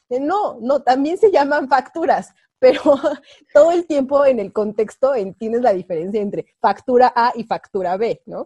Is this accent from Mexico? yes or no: yes; Mexico